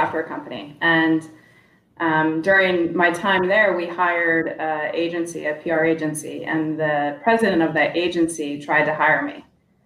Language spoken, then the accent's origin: English; Iowa, United States; now in Los Angeles, United States; I grew up in Iowa, actually. Grew up on a farm